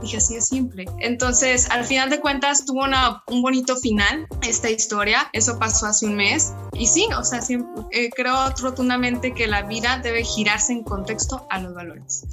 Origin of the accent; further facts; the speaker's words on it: Mexico; como cultura mexicana